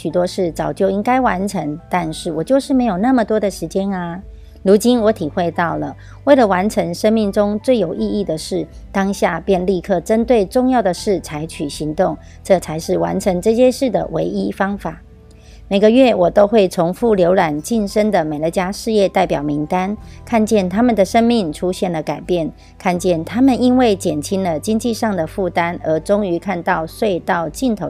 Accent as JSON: {"language": "Chinese", "region": "Miaoli County", "country": "Taiwan", "said": "我是苗栗的"}